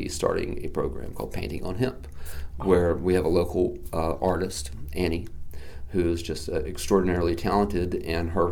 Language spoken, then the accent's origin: English; Asheville, North Carolina, United States; this is my hometown